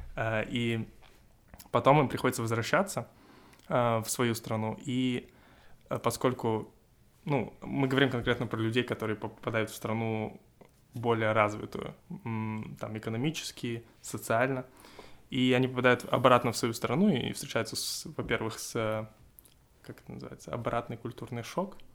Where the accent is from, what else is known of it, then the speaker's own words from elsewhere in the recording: Russia; я из России